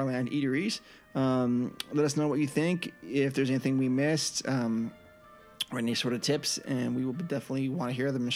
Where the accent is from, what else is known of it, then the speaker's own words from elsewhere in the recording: San Jose, California, United States; I grew up in the San Jose area